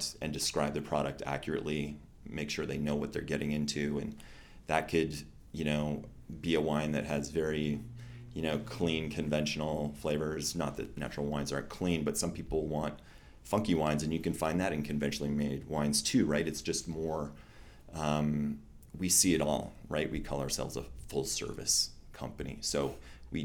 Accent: Victoria, British Columbia, Canada; now in Alberta, Canada; born and raised in Victoria

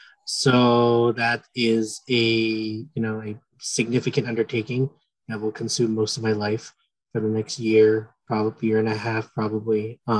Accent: San Francisco, California, United States; I have had the fortune of being a native San Franciscan.

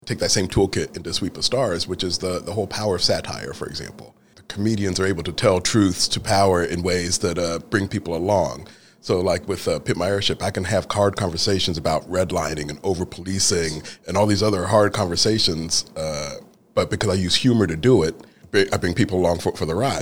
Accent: Franklin, Indiana, United States; also born or lived in London, England; When I was a child, we moved from London, England to, uh, Franklin, Indiana

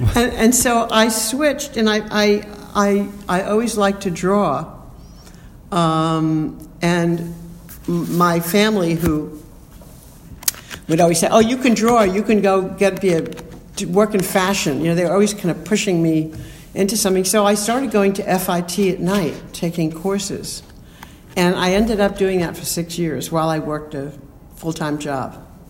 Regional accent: New York City, New York, United States; also born or lived in Bronx, New York City; I was born in the Bronx and grew up in Queens

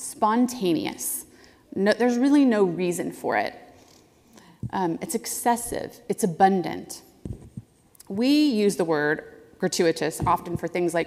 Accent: the South, United States; I grew up in the South as a Southern Baptist

